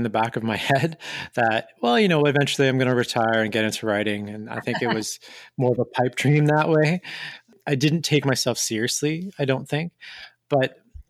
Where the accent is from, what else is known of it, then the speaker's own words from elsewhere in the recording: Montreal, Quebec, Canada; I'm from Montreal, Canada originally, and raised throughout in a couple of different cities in Canada.